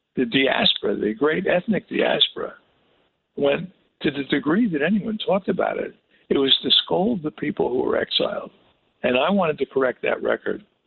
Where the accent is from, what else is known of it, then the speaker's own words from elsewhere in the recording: Newark, New Jersey, United States; I grew up in Newark